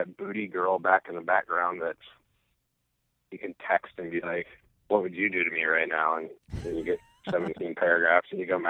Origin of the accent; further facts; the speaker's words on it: Midwest, United States; now in East Coast, United States; I'm originally from the Midwest, so I think I'm like, a Midwestern dude